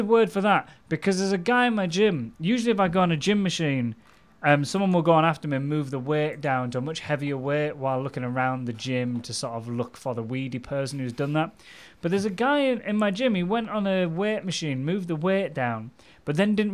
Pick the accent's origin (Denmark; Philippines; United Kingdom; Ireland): United Kingdom; Goole, Yorkshire and the Humber; Ghoul, my hometown